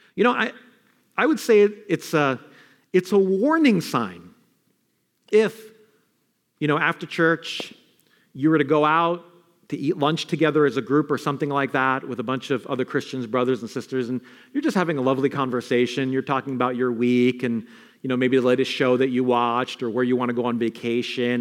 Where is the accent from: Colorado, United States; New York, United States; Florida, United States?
New York, United States; New York City; Not Queens where I'm from